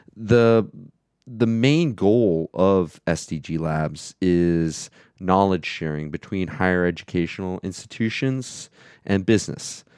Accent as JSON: {"language": "English", "region": "Florida", "country": "United States", "tie": "born or raised there", "also_born_or_lived": "Alaska / New York City", "moved": "as an adult", "lives_now": "Vienna, Austria", "said": "I grew up in Florida, um, but I lived in Alaska for 10 years, um, as well as living in New York City"}